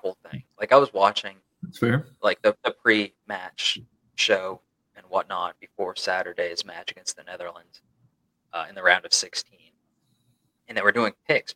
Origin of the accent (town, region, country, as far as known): Maine, United States; moved away as an adult; now in West Virginia, United States